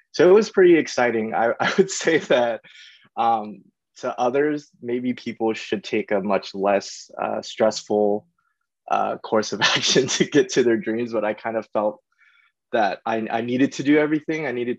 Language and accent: English; East Coast, United States; when I came out here, I was actually very, very sort of self-conscious because I came from the East Coast. I didn't really know anyone here.